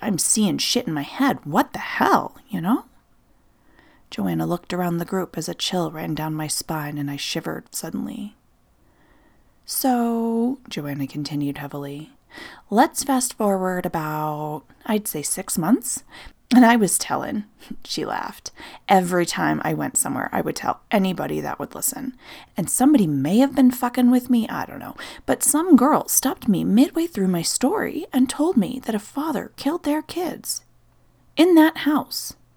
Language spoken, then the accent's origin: English; Nebraska, United States; moved away; my home state of Nebraska